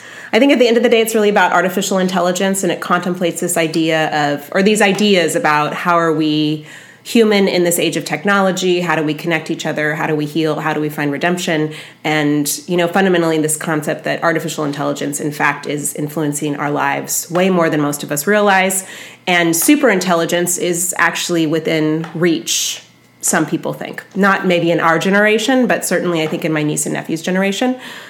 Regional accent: San Francisco, California, United States; I do have a reputation. I'm from San Francisco as being a preferred audience member.

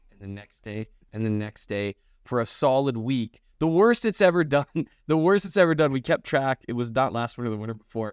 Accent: United States; moved away; also born or lived in North Dakota / Minnesota / Kansas City; I grew up in North Dakota and Minnesota.

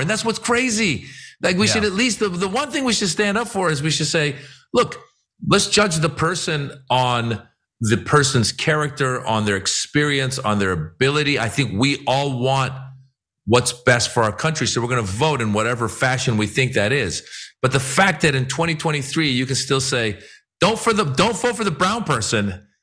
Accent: Iran; now in United States; I'm from Iran. I, am an immigrant.

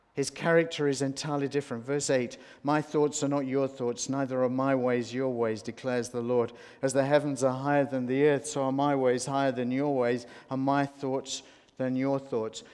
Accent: Australia

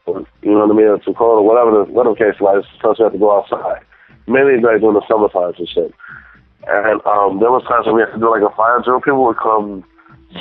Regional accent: Gary, Indiana, United States; I was born in Gary, Indiana, which is in the Midwest

